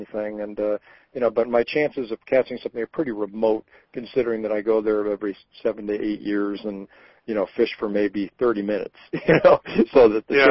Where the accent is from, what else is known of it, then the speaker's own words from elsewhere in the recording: Rhode Island, United States; moved away; I grew up in Rhode Island